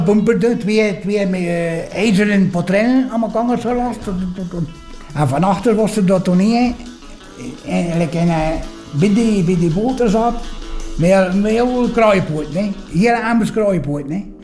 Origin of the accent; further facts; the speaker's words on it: Poperinge, Flanders, Belgium; Ik ben geboren in Poperingen